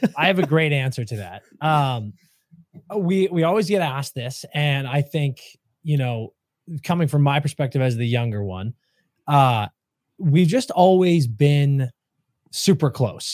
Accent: New England, United States; moved away as an adult; now in Los Angeles, United States; growing up in New England

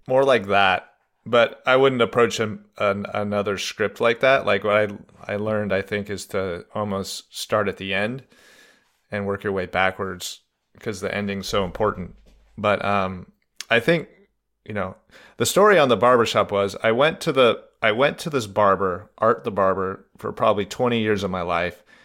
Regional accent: Reno, Nevada, United States; also born or lived in California; I was born in California and I grew up in Reno, Nevada

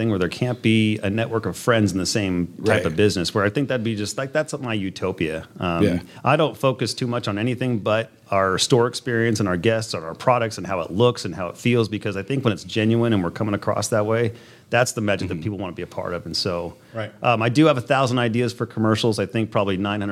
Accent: Chico, California, United States; now in Southern Oregon, United States; I grew up in Chico. It was a party town

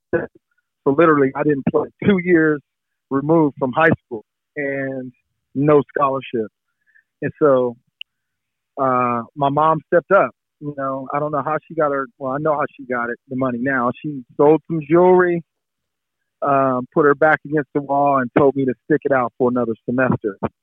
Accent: San Diego, California, United States; also born or lived in Washington D.C.; I grew up in San Diego

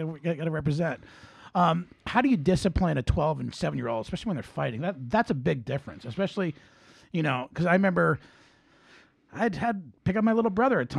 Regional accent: New Jersey, United States; I talk loud. I'm from New Jersey, It's with passion.

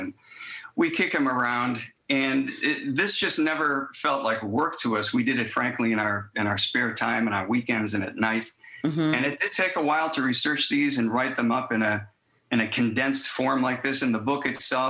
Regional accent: Buffalo, New York, United States; my hometown of Buffalo

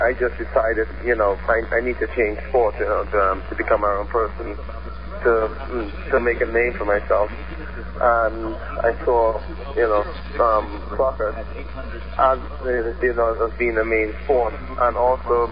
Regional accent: Trinidad & Tobago; moved away; growing up in the Caribbean, like down south, we tend to play a lot of different sports

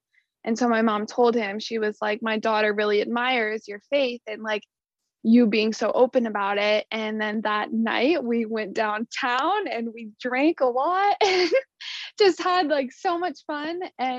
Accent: Colorado, United States; moved away as an adult; also born or lived in Wyoming; now in Kentucky, United States; So we currently live in Kentucky, right over the river from the stadium. I am originally from Colorado, but Logan and I both went to school at the University of Wyoming, and that is where we met.

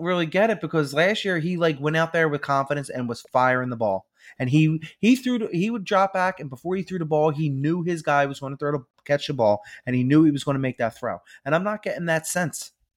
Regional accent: Philadelphia, Pennsylvania, United States; We're from Philadelphia

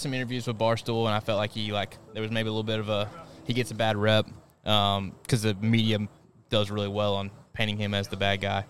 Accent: United States; as an American

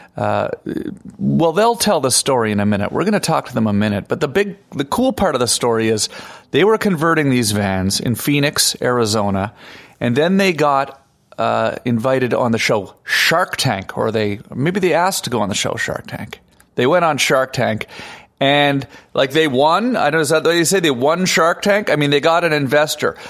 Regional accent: Canada; now in Los Angeles, United States; I'm Canadian

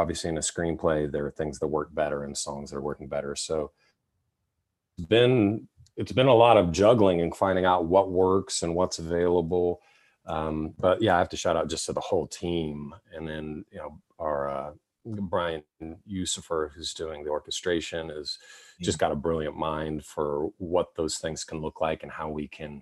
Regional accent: Oklahoma, United States; I grew up in Oklahoma

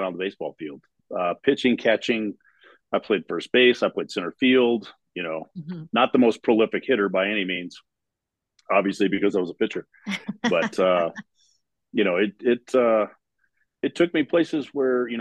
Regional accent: Texas, United States; moved away; I came from Texas

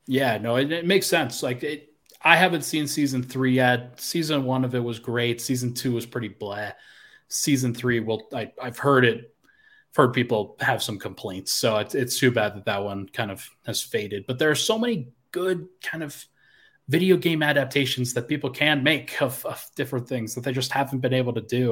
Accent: Colorado, United States; moved away; also born or lived in South Carolina; I was from Colorado in South Carolina

